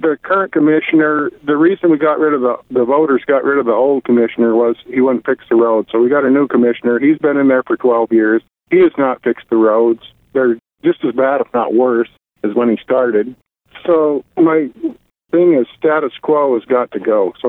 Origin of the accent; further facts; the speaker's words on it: Big Sandy, Montana, United States; I was born and raised around Big Sandy area. I've been there my whole life, been a rancher most of my life, lived on a ranch.